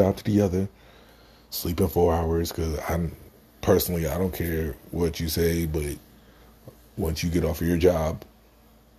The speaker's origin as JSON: {"language": "English", "region": "New York", "country": "United States", "said": "As a New Yorker, as a black man"}